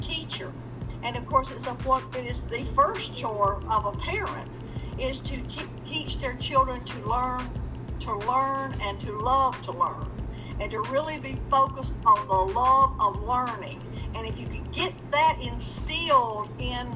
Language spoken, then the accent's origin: English; Enterprise, Alabama, United States; now in Martinsville, United States; I'm originally from Enterprise, Alabama, which is the home of the Boll Weevil Monument